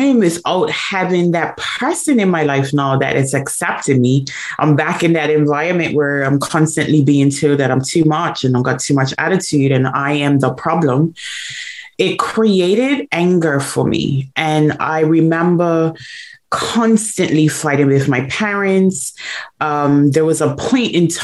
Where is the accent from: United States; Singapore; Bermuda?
Bermuda; I was born in Bermuda, born and raised in Bermuda